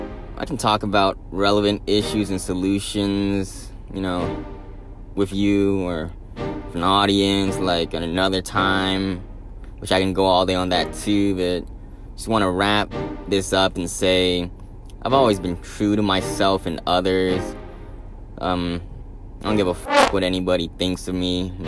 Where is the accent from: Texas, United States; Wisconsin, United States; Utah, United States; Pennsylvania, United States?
Texas, United States; Houston; over here from Houston, Texas.